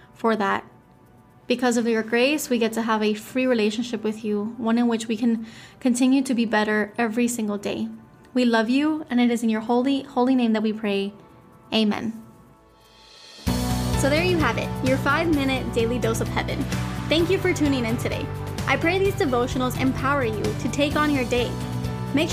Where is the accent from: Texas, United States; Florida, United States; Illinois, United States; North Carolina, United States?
Florida, United States; Miami; I'm from Miami, Florida